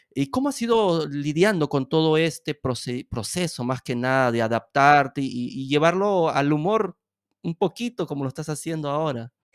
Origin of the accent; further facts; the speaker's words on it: Peru; also born or lived in Lima, Peru; now in Italy; Yo también soy, soy peruano, somos paisanos entonces